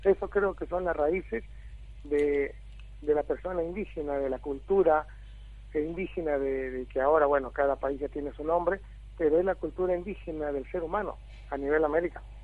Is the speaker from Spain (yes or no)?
no; Peru; moved away as an adult; now in Argentina; En mi país trabajé en el programa Juntos, que es un programa social a nivel nacional de Perú